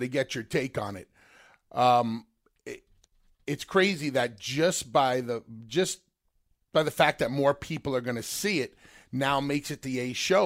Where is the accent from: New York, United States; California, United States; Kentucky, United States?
New York, United States; growing up in New York